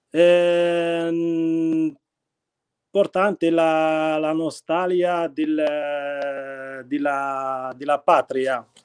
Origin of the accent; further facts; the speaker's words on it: Khemisset, Rabat-Salé-Kénitra, Morocco; Italian is a second language; now in Tortona, Italy; io provengo dal Marocco, sono nato nel 5 eh, marzo 1981 in una religione islamica. Sono cresciuto nella città di Kemisat